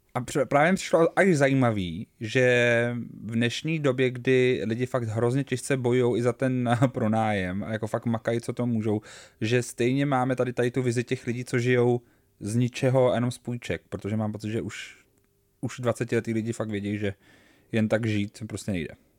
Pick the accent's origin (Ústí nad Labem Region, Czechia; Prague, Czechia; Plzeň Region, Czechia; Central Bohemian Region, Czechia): Prague, Czechia; my rodilí Pražáci